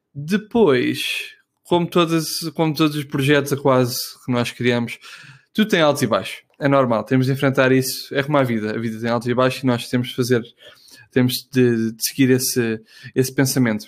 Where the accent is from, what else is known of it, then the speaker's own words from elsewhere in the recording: Portugal; moved away as an adult; also born or lived in Netherlands / Munich, Germany; eu quando saí de Portugal, eu estive na Holanda